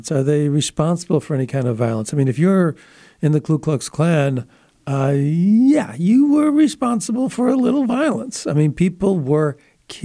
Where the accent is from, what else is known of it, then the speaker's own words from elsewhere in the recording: Buffalo, New York, United States; my hometown, Buffalo, New York